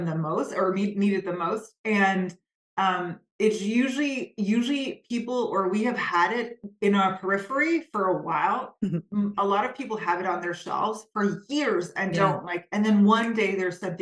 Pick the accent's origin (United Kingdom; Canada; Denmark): Denmark; Copenhagen, Capital Region of Denmark; born and raised in Copenhagen